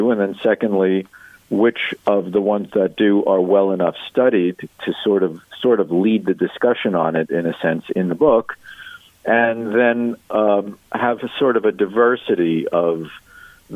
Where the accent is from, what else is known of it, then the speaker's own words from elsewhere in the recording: New York City, New York, United States; I grew up in Brooklyn, New York